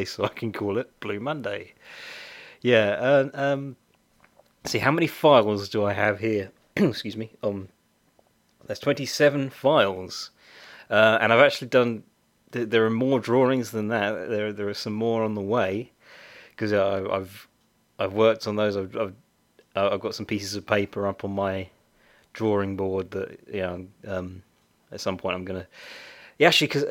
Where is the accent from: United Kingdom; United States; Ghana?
United Kingdom; I'm very British